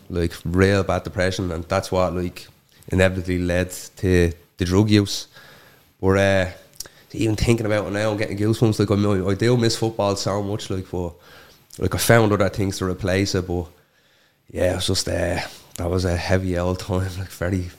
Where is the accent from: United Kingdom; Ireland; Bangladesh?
Ireland; Coolock, Leinster; We had a great childhood. Like, all we done from morning to night was just football. Like, football was my entire life.